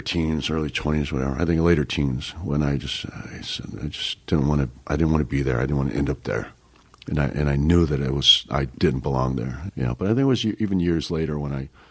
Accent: San Francisco, California, United States; I grew up a lot in San Francisco

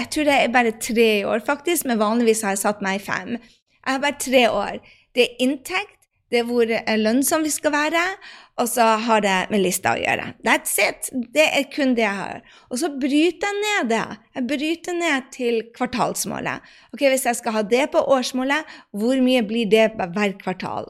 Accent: Northern Norway, Norway; jeg sier det med nordnorsk sjarm

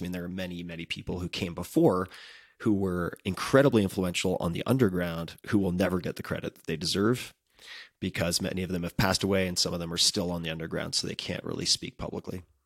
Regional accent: Long Island, New York, United States; I'm from Long Island

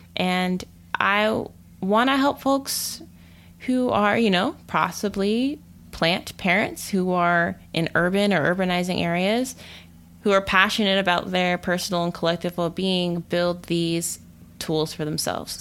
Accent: Texas suburbs, United States; now in Durham, United States; I grew up in the Texas suburbs

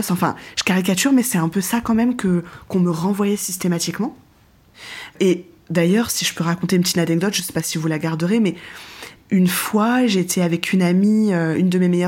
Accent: France; je suis blanche

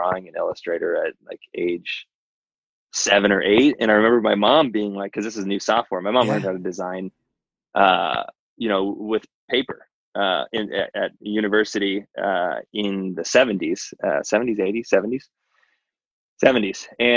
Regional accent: Santa Cruz Mountains, California, United States; I grew up in the Santa Cruz Mountains, which is mm-hmm. like sort of the coastal town of the Silicon Valley

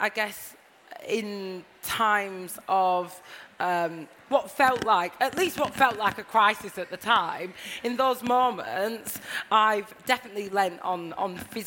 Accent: Blackburn, North West England, United Kingdom; moved away as an adult; now in London, United Kingdom; when I was growing up in Blackburn, I felt really, really confident around my family

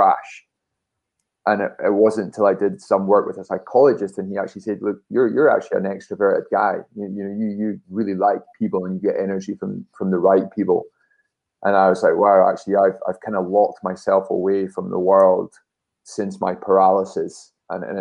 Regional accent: Dunfermline, Scotland, United Kingdom; I was born in Dunfermline

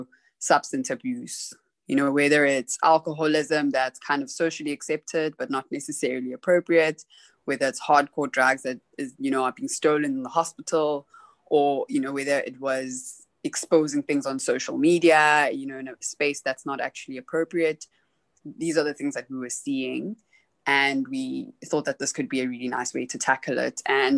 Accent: South Africa; born there; also born or lived in Zimbabwe; Originally, I am Zimbabwean South African, so I was born in South Africa, but half of my family is Zimbabwean

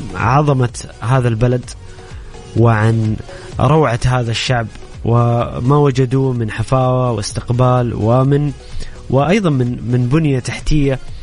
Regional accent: Saudi Arabia; بالنسبه لنا كسعوديين

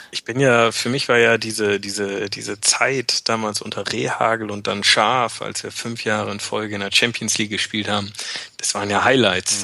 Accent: Bremen, Germany; moved away as an adult; now in near Frankfurt, Germany; meine Heimat und auch da, wo ich meine engsten und besten Freunde habe, ist tatsächlich noch in Norddeutschland oder auch genauer gesagt in Bremen

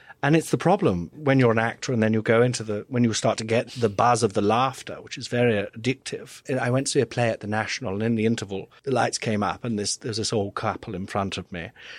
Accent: Nottingham, East Midlands, United Kingdom; I'm from Nottingham originally, you know, rough as fuck.

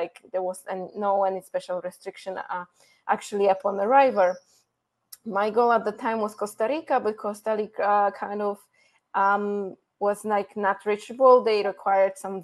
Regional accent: Poland; English is a second language; moved away as an adult; also born or lived in Iceland / Mexico; the little girl from Poland

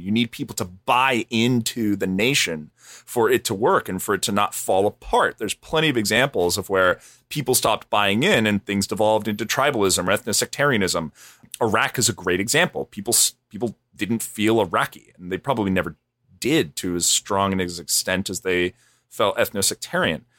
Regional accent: United States

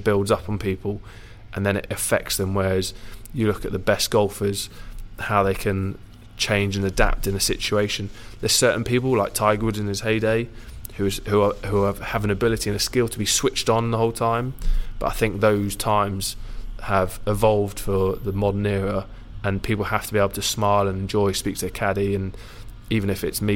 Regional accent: Jersey; moved away as an adult; born and bred from Jersey

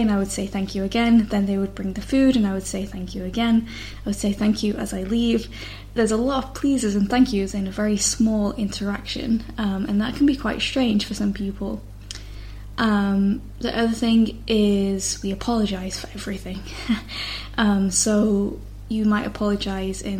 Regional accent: United Kingdom; me as a British person

